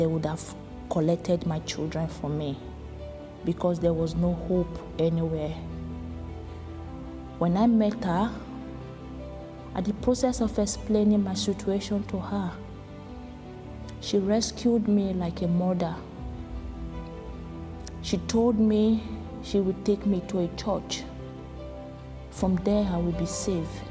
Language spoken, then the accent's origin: English; Nigeria; moved away as an adult; I came from Nigeria